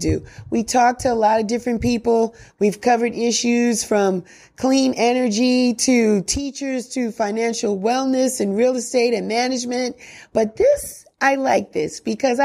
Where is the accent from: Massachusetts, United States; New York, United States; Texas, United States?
New York, United States; New York City; New York City, I'm from the Bronx